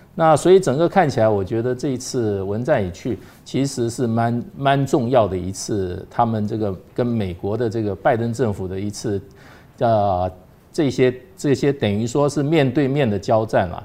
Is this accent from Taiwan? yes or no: yes; Taiwan; 也没有替我们台湾人自己争取疫苗